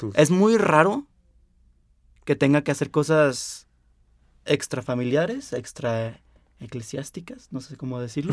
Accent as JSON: {"language": "Spanish", "country": "Mexico"}